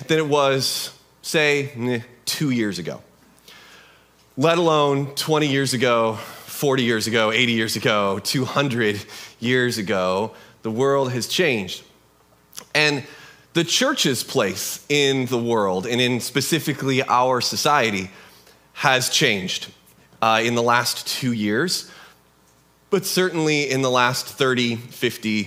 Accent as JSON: {"language": "English", "country": "United States", "also_born_or_lived": "Kelso, Washington", "said": "But we're Americans."}